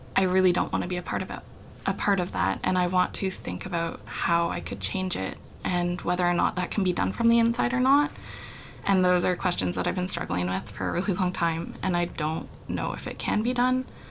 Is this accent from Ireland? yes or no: no; Whitehorse, Yukon, Canada; moved away as an adult; also born or lived in Montreal; I was born and raised in Whitehorse, Yukon